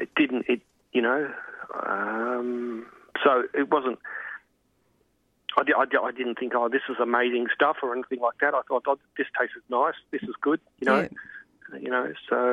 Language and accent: English; Melbourne, Victoria, Australia; I was brought up in the suburbs of like Melbourne, in good old Hawthorne when it was